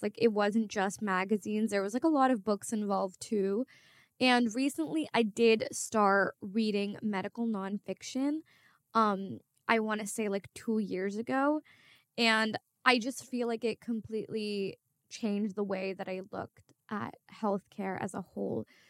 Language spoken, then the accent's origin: English; Bangladesh; I'm from Bangladesh